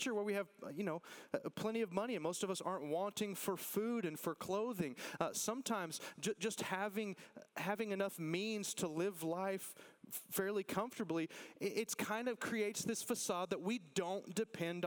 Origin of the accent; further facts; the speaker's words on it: Texas, United States; listen, I love being a Texan